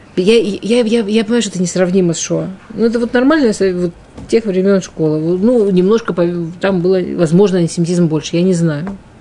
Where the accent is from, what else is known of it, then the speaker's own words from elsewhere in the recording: Russia; в пригороде, ну, там, на окраине